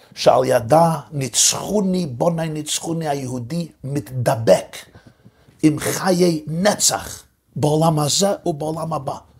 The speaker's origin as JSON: {"language": "Hebrew", "town": "New York City", "region": "New York", "country": "United States", "tie": "born or raised there", "said": "בשכונה שבה גדלתי, בברוקלין"}